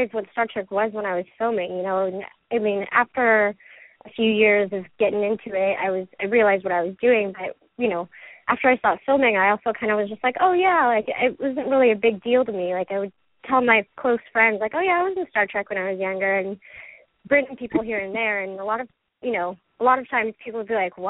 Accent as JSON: {"language": "English", "town": "Los Angeles", "region": "California", "country": "United States", "tie": "born or raised there", "also_born_or_lived": "Thousand Oaks", "accent": "American", "said": "I was actually born in Tarzana as well."}